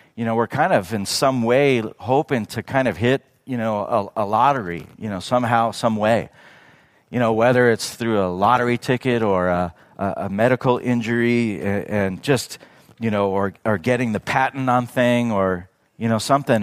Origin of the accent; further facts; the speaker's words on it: Redlands, California, United States; born or raised there; now in Yucaipa, United States